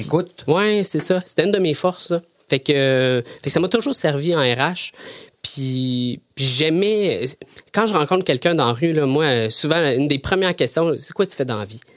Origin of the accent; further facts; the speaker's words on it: Thetford Mines, Quebec, Canada; also born or lived in Sherbrooke, Quebec; je viens de Tettermines, euh, une région, euh, une petite région, euh, près de la Beauce. Euh, j'ai fait, euh, j'ai fait mon école à Tetford